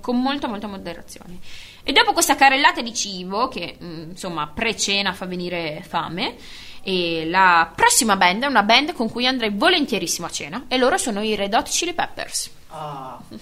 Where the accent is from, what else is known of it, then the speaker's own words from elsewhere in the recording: Bologna, Emilia-Romagna, Italy; della nostra città di bolognesità